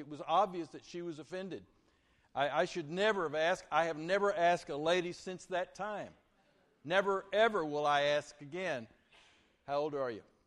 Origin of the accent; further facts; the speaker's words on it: Vernon, Texas, United States; I uh, grew up from fourth grade through high school at Vernon, Texas